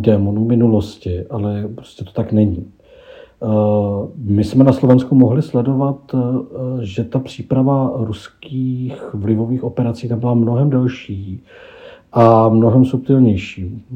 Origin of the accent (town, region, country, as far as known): Czechia